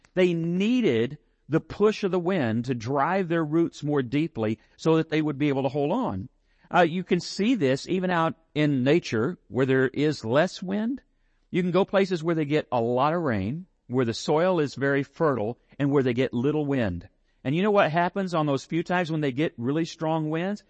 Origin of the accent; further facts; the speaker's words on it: San Angelo, Texas, United States; I'm from San Angelo